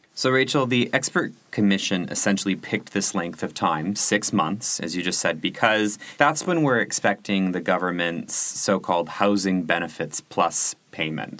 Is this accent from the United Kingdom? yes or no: no; Canada; now in Germany; I'm Canadian